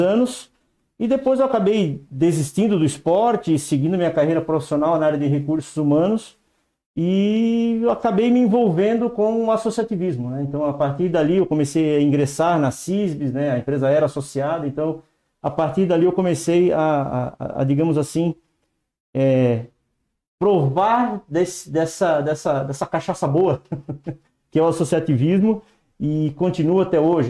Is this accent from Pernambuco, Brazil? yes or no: no; Blumenau, Santa Catarina, Brazil; also born or lived in São Paulo; now in São Bento do Sul, Brazil; sou nascido em Blumenau, aqui em Santa Catarina, aqui bem pertinho também